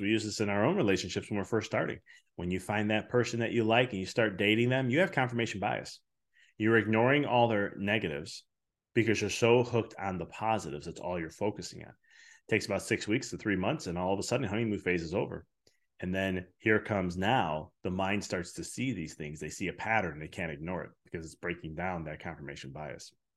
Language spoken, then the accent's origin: English; Chicago, Illinois, United States; I come from Chicago